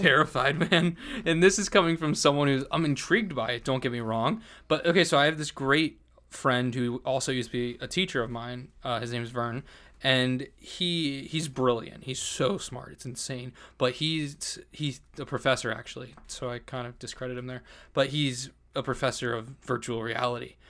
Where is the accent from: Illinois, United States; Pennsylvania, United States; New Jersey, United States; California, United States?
New Jersey, United States; I'm from Jersey